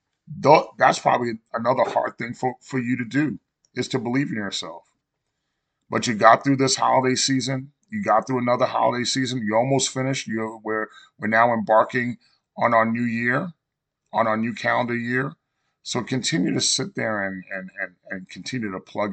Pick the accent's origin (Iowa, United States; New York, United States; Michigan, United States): New York, United States; born or raised there